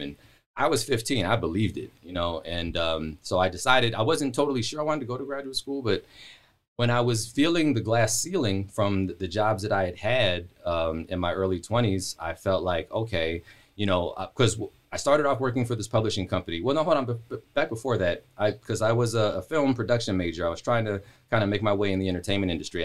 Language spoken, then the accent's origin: English; Palmdale, California, United States; also born or lived in Los Angeles / Portland, Oregon; I moved there in ninety-three.